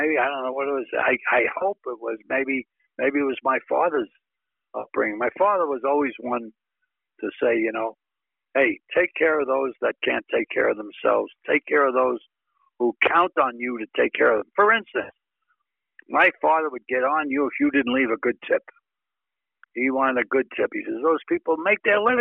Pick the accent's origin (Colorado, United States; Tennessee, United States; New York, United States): New York, United States; New York City; moved away; growing up in Brooklyn